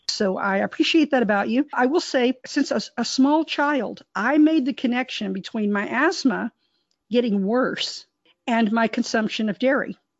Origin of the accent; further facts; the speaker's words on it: Texas, United States; I was raised in Texas.